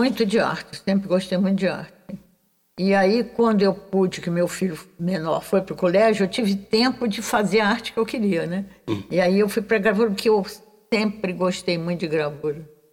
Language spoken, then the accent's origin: Portuguese; Rio de Janeiro, Brazil; Eu sou carioca, nascida na Urca.